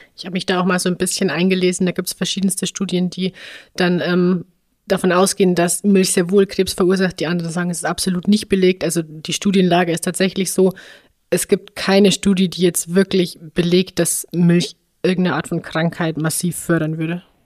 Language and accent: German; Upper Bavaria, Germany; in dem Ort, wo ich aufgewachsen bin, also im oberbayerischen im Dorfleben